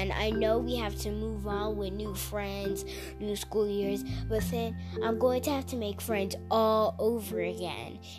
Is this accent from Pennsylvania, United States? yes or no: no; Texas, United States; I'm from Texas